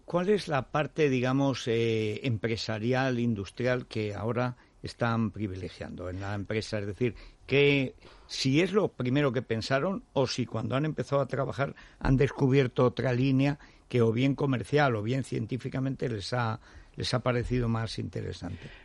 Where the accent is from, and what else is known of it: Teruel, Aragon, Spain; born or raised there; moved away